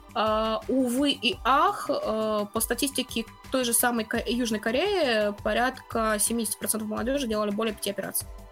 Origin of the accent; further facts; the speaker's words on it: Russia; я как бы из России